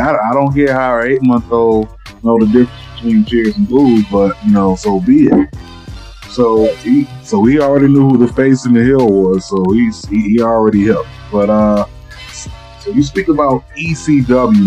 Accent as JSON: {"language": "English", "region": "South Florida", "country": "United States", "tie": "born or raised there", "said": "I grew up in South Florida"}